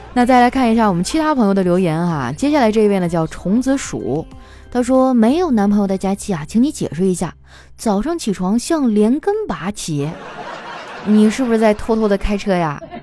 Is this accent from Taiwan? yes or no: no; Northeast China, China; moved away; 我们东北那边都是蘸麻将和腐乳